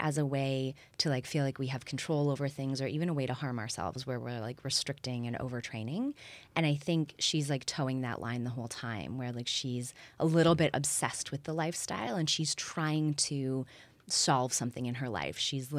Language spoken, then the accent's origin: English; Waterloo, Ontario, Canada; also born or lived in Toronto / Berlin; now in Los Angeles, United States; I'm from Waterloo. I spent 15 years in Toronto and did my master's in Berlin.